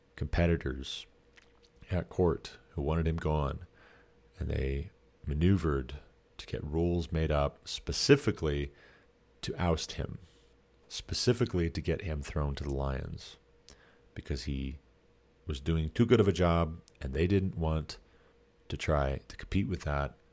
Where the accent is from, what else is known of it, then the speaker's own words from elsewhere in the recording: Montana, United States; I'm from Montana